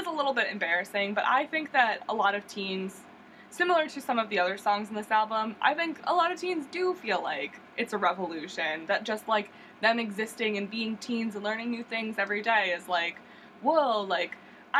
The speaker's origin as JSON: {"language": "English", "town": "York", "region": "Pennsylvania", "country": "United States", "tie": "born or raised there", "said": "my hometown of York, Pennsylvania."}